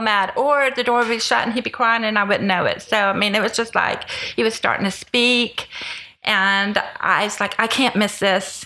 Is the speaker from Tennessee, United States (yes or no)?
yes; Tennessee, United States; now in Houston, United States; I grew up in Tennessee